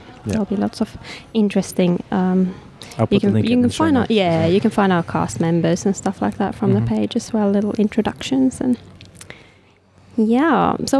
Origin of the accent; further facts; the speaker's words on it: Helsinki, Uusimaa, Finland; English is a second language; I am from Finland, and there's not many people there, so, you know, if you want to get something made, you need to make it yourself.